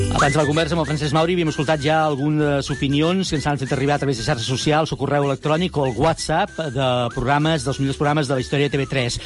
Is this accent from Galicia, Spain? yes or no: no; Sant Boi de Llobregat, Catalonia, Spain; jo sóc de Sant Boi